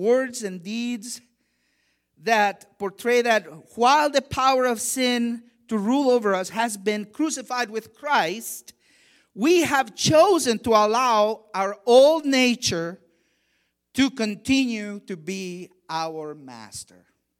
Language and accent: English; Honduras; English is a second language; I remember when I was a kid, I grew up very religious. I grew up in Latin America, in Honduras, and I remember when I was an altar boy